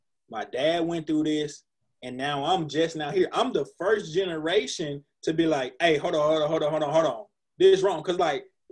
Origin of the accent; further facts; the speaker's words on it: Stamps, Arkansas, United States; I'm country. I'm from Stamps, Arkansas.